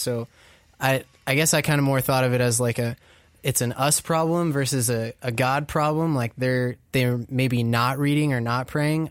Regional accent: Orange County, California, United States; I grew up in Orange County

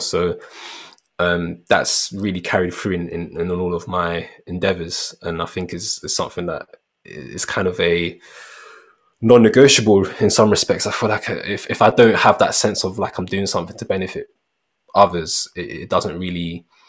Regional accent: London, United Kingdom; growing up in Peckham

